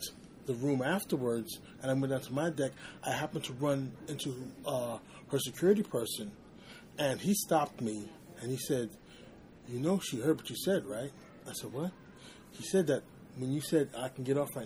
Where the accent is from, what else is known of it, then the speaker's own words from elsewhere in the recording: New York City, New York, United States; I am from the Bronx, New York